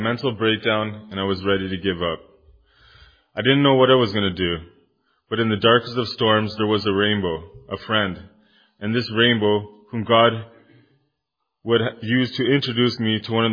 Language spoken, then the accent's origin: English; Kitchener, Ontario, Canada; moved away as an adult; now in Timmins, Canada; I'm originally from Kitchener, Ontario. I moved to Timmins about 7 years ago